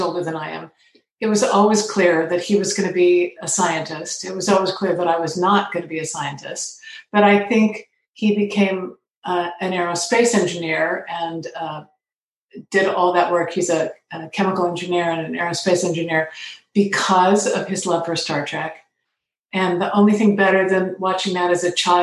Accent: Portland, Oregon, United States; I grew up in Portland, Oregon

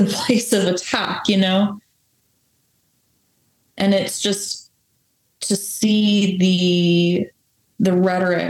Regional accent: United States; born and raised in America

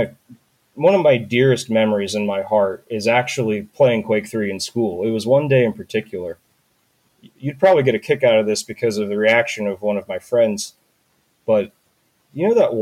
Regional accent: North Carolina, United States; I'm from North Carolina

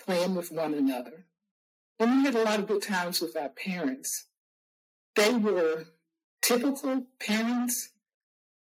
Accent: Salem, Virginia, United States; also born or lived in Burkeville, Virginia; We moved from Burkeville, Virginia to Salem, Virginia

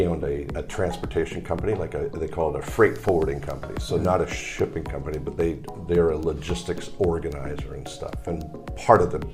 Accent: Canada; also born or lived in Montreal, Canada; now in Malaysia; parents moved to Canada. I was born in Canada. Sister was born in Canada. We lived initially in Montreal, on the far east side of Canada.

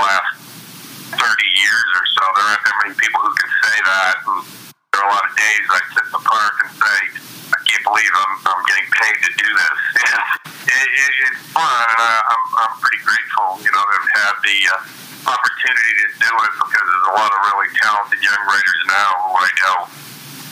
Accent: Maine, United States; also born or lived in Cincinnati / Denver; now in Philadelphia, United States; I grew up in New England. I grew up in Maine

